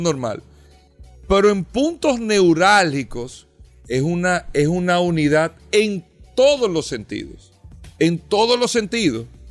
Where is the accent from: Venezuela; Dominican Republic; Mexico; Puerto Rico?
Dominican Republic; nosotros como dominicanos